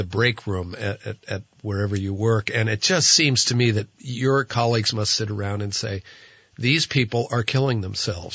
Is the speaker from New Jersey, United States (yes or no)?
yes; New Jersey, United States; now in Vermont, United States; I'm from New Jersey